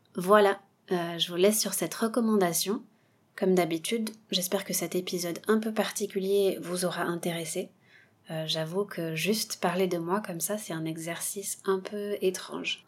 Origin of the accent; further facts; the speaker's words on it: south-west France, France; moved away; also born or lived in Bordeaux / Taiwan; je viens du sud-ouest de la France